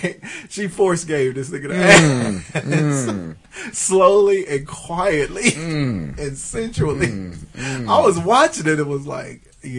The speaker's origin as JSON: {"language": "English", "town": "Boston", "region": "Massachusetts", "country": "United States", "said": "I'm from Boston."}